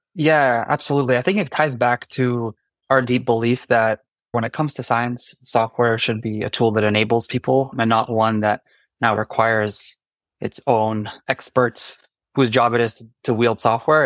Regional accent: Canada; now in New York, United States; I'm actually Canadian. Normally, I'm based in New York, though

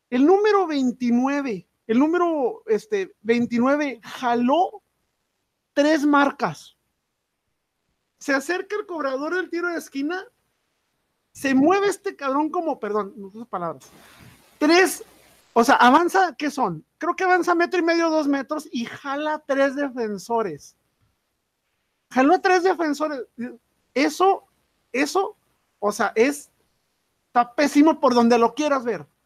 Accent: Ciudad Juárez, Chihuahua, Mexico; soy de Juárez

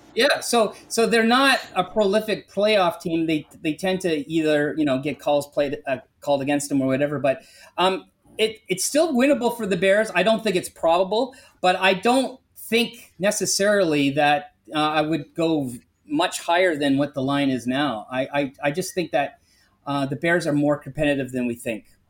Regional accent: Canada; I'm Canadian

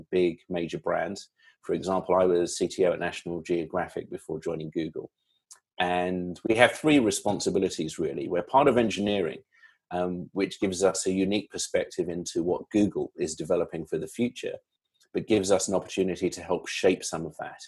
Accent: London, United Kingdom; moved away as an adult; also born or lived in Silicon Valley, United States; now in United States; London born and bred. And I've been in the States for about 6 years

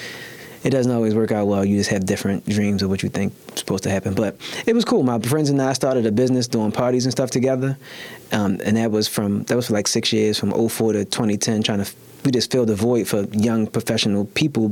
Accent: Baltimore, Maryland, United States; I was born and raised in Baltimore, grew up in East Baltimore

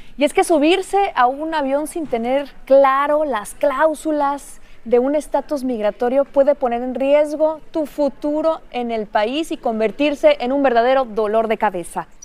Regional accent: Mexico; mi país. México

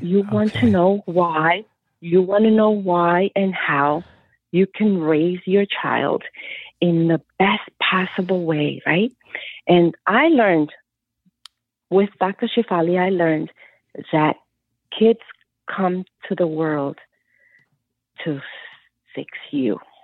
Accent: Colombia; also born or lived in New Jersey; now in United States; I came from Colombia

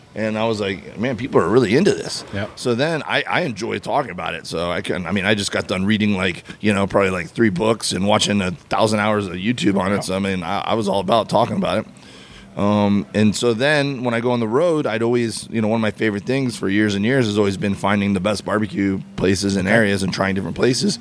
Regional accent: Miami, Florida, United States; moved away as an adult; also born or lived in Auburn, Alabama; I grew up in Miami, Florida. Uh, lived there my whole life, and then went away to college uh, in Auburn, Alabama.

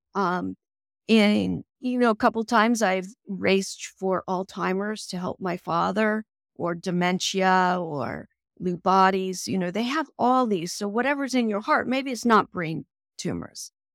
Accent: Pennsylvania, United States; moved away; also born or lived in Harrisburg, Pennsylvania; my hometown of Campbell, Pennsylvania

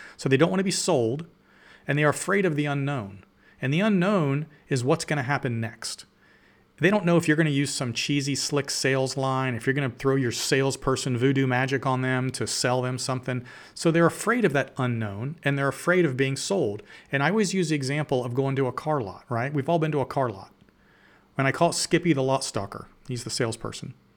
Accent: Canal Winchester, Ohio, United States; I'm from Columbus, Ohio. I grew up in a little farm town in Columbus called Kanawha

